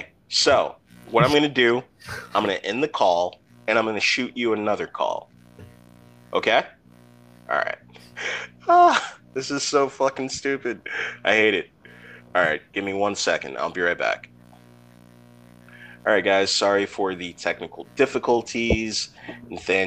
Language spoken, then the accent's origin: English; California, United States; I grew up in California